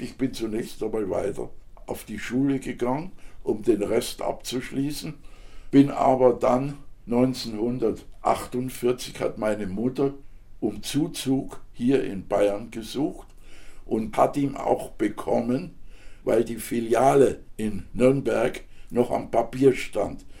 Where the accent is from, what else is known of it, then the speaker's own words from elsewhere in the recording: Žatec, Ústí nad Labem Region, Czechia; also born or lived in Franconia; now in Germany; bin Sarzer und meine Familie war auch in Saaz ziemlich bekannt